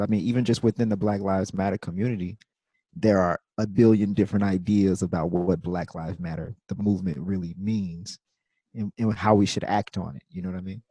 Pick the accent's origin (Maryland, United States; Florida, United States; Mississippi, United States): Mississippi, United States; Jackson; moved away; also born or lived in New York City / New Orleans; I'm from Jackson, Mississippi